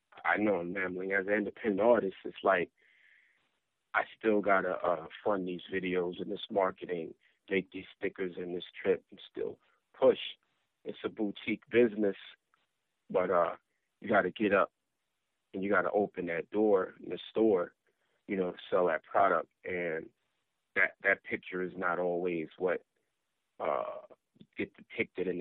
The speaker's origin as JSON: {"language": "English", "town": "New York City", "region": "New York", "country": "United States", "tie": "born or raised there", "said": "growing up in South Jamaica, Queens"}